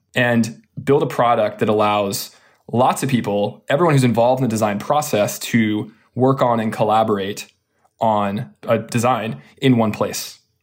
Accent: Austin, Texas, United States; now in California, United States; I'm from Austin, Texas

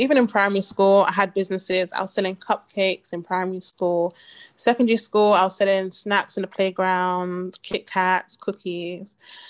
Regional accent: London, United Kingdom; Mm-hmm. I'm from East London

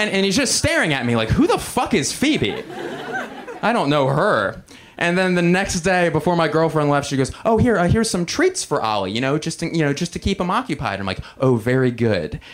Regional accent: suburbs of Philadelphia, Pennsylvania, United States; I'm from 20 very important, safe, amazing public school ridden miles outside of that city

